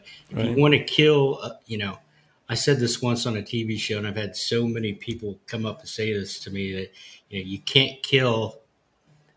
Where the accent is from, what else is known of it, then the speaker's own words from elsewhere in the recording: Ohio, United States; born and raised in Ohio